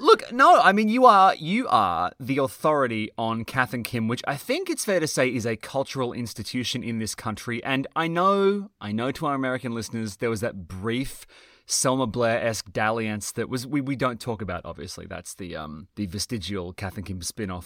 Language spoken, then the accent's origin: English; New South Wales, Australia; I'm from New South Wales